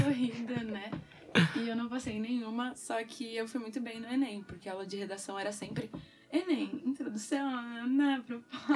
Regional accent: São Paulo, Brazil; moved away as an adult; now in Coimbra, Portugal; eu venho de São Paulo, Brasil.

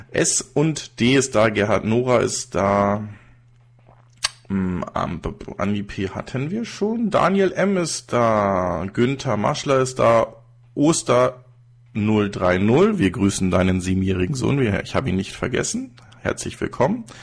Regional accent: Regensburg, Bavaria, Germany; Übrigens, ich komme nicht aus München, sondern aus Regensburg, aber das ist fast das gleiche

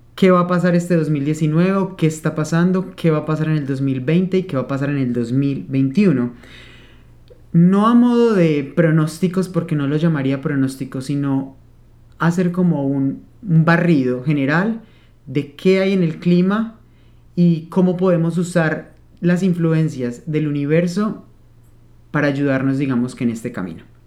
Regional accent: Manizales, Caldas, Colombia; also born or lived in Spain; Vengo de una zona cafetera Nací en Manizales, Caldas, Colombia, lleno de café por todos lados. Entonces, he crecido con esa bebida

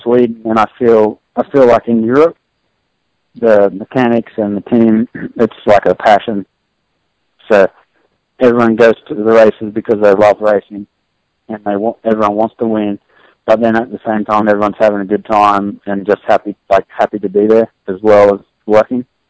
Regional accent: Australia; moved away as an adult; now in United States; growing up in Australia

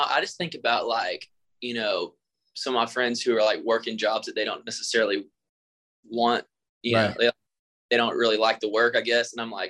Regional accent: Muscle Shoals, Alabama, United States; I grew up around Muscle Shoals.

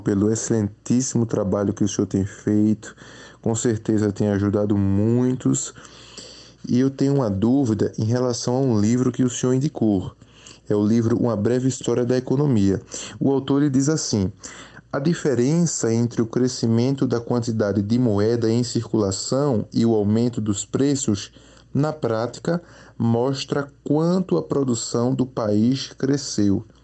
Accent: Pernambuco, Brazil; sou de Pernambuco

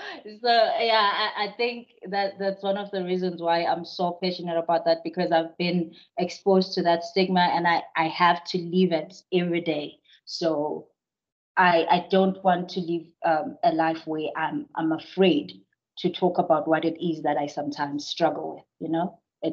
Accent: Zimbabwe; now in South Africa; Whenever I go back to Zim, even now, it's hard for me to come back to SA. I cry because that's home for me.

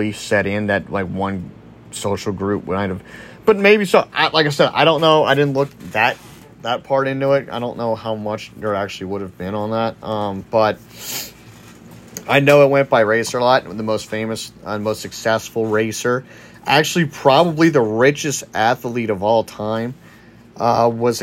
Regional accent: Louisiana, United States; I'm from Louisiana

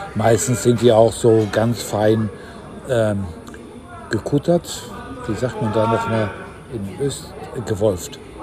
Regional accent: Ruhr area, North Rhine-Westphalia, Germany; moved away; Norddeutscher bin ich ja nicht, aber aus dem Norden von Deutschland, so ist präziser, aus, aus, äh, aus dem Ruhrgebiet

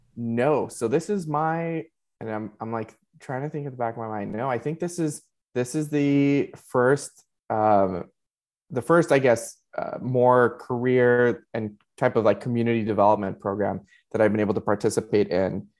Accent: Laredo, Texas, United States; moved away as an adult; now in San Antonio, United States; I originally was um, born and raised in Laredo and surrounding communities

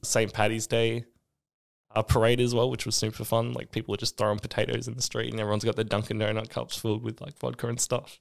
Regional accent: Australia; moved away as an adult; also born or lived in South Dakota, United States / Boston, United States; being an Australian in America

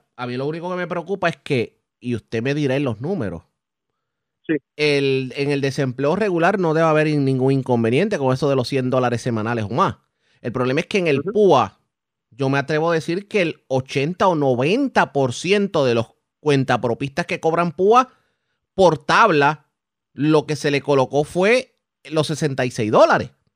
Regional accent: Puerto Rico; nosotros mismos como puertorriqueños

